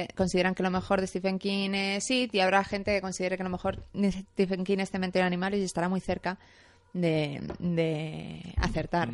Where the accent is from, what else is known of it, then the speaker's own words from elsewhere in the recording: Madrid, Community of Madrid, Spain; Yo soy madrileña